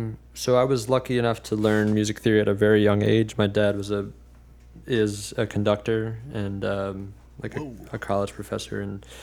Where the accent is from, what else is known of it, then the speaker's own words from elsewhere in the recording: New Jersey, United States; So I'm originally from New Jersey. Moved around a lot as a kid, but I spent like high school in New Jersey.